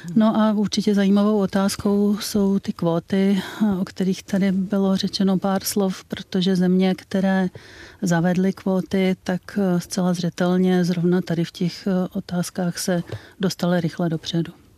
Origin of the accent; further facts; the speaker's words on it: Czechia; u nás v Čechách